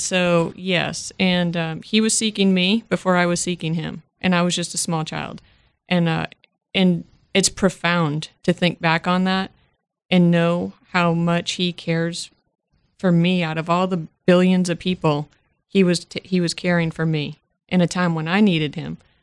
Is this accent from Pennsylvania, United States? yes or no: no; Worcester, Massachusetts, United States; moved away; I am originally from Massachusetts, not necessarily Boston, but I am from the Worcester area